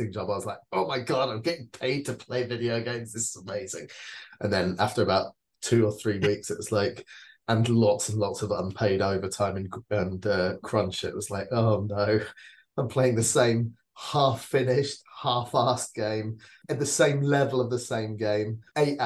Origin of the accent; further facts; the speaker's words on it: Switzerland; I grew up in Switzerland